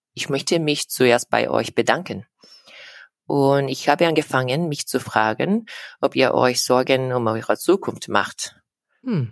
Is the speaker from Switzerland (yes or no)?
no; South Korea; German is a second language; ich komme aus Südkorea